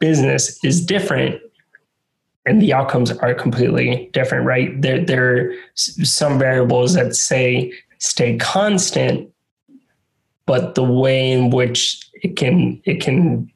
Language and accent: English; San Juan, Puerto Rico; moved away as an adult; also born or lived in Rhode Island; being born and raised in San Juan, Puerto Rico, going to college in Rhode Island